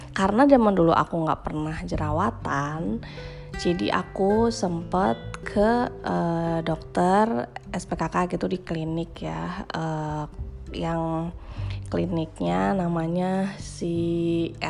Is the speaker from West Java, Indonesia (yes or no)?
yes; Bandung, West Java, Indonesia; now in Jakarta, Indonesia; aku lahir dan besar di Bandung gitu kena air di Bandung